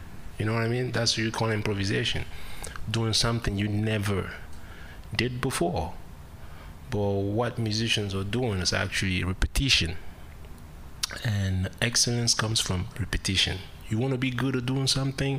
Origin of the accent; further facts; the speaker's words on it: Cameroon; English is a second language; moved away as an adult; I grew up, and I was born in Cameroon, Central Africa.